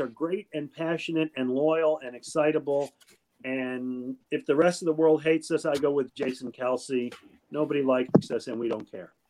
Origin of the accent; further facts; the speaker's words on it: Buffalo, New York, United States; I grew up in Buffalo, New York